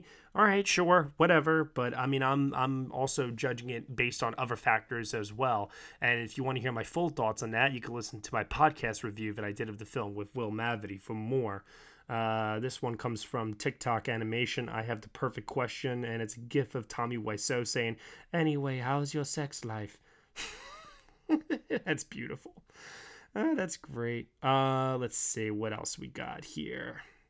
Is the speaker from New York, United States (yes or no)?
yes; New York, United States; it's also not just because I'm from New York.